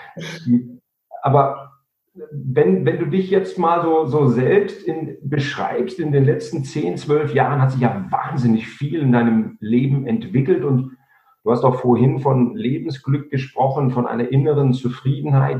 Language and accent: German; Germany; bei uns in Deutschland